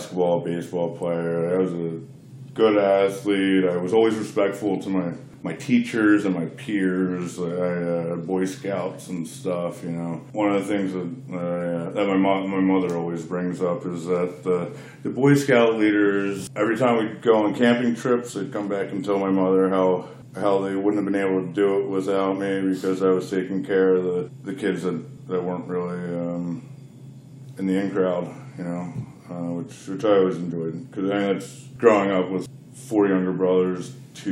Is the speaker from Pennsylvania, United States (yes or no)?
yes; Bucks County, Pennsylvania, United States; moved away as an adult; also born or lived in Fairbanks, Alaska